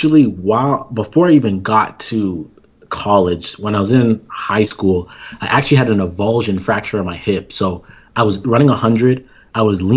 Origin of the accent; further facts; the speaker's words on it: Toronto, Ontario, Canada; moved away as an adult; also born or lived in Iowa State; now in United States; I'm originally from Toronto, Ontario. So I grew up running track